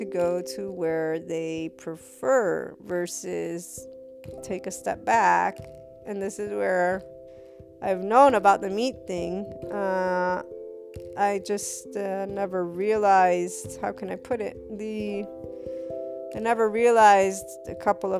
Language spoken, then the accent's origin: English; United States; I thought as an American